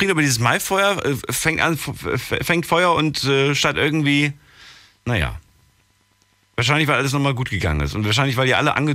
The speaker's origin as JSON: {"language": "German", "town": "Wiesbaden", "region": "Hesse", "country": "Germany", "said": "Äh, ich komme aus Wiesbaden."}